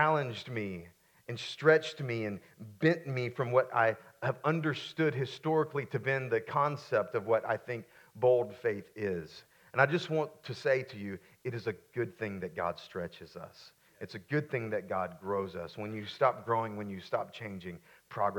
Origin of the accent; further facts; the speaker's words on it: Florence, South Carolina, United States; also born or lived in Myrtle Beach, South Carolina; I grew up in Florence, South Carolina, before we moved to Myrtle Beach